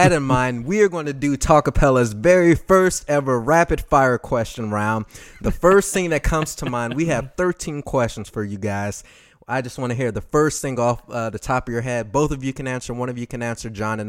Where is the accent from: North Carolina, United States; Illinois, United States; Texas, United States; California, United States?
Texas, United States; I'm from Texas.